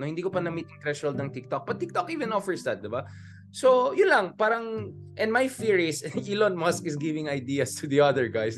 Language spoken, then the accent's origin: Tagalog; Baguio, Cordillera Administrative Region, Philippines; I'm from Baguio, UP, etc.